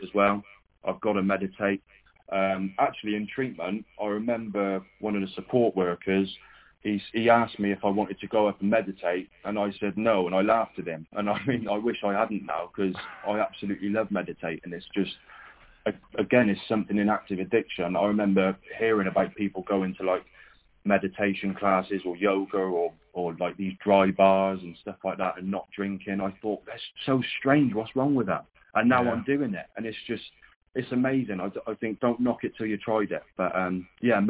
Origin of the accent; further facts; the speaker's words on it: Cheltenham, South West England, United Kingdom; he said, where do you come from? I said, Cheltenham